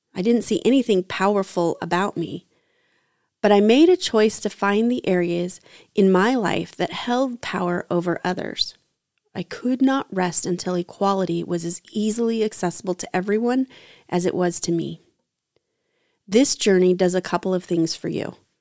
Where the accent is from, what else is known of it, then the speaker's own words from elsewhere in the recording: United States; as an American white heterosexual woman.